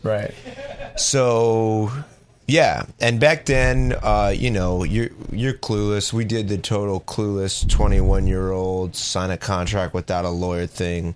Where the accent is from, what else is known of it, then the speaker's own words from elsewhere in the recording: Los Angeles, California, United States; also born or lived in San Diego; I grew up in Los Angeles